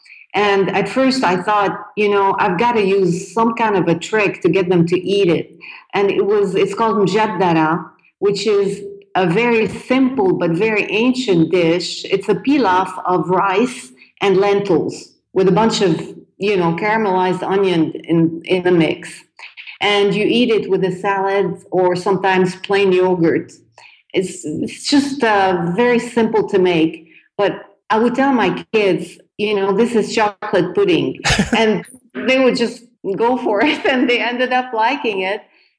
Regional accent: Texas, United States; now in Lebanon; Are you kidding? I love Mexican food. I'm from Texas. And I miss it.

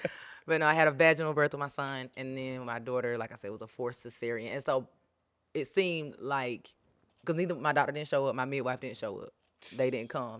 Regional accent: Pleasant Hill, United States; I'm from Pleasant Hill

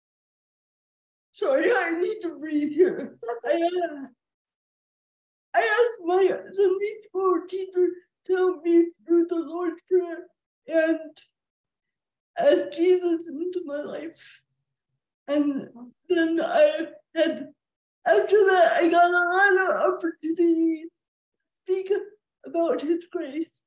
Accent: Ann Arbor, Michigan, United States; I was born in April of 1980 at the University of Michigan Hospital in Ann Arbor.

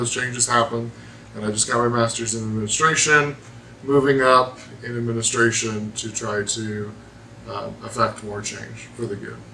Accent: Evansville, Indiana, United States; from Evansville.

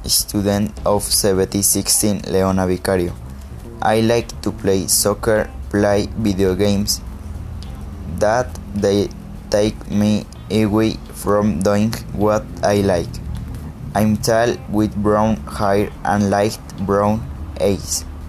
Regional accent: Mexico City, Mexico; English is a second language; I am from Mexico City

